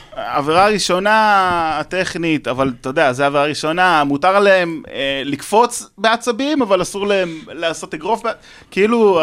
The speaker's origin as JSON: {"language": "Hebrew", "town": "Jerusalem", "region": "Jerusalem District", "country": "Israel", "tie": "born or raised there", "said": "אני ירושלמי והייתי, עוד הפועל ירושלים, גדלתי במלחה"}